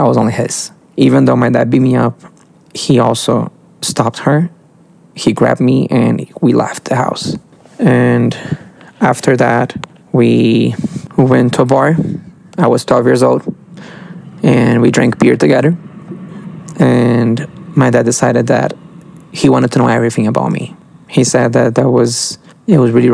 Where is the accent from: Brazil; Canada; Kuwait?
Brazil; I'm from Brazil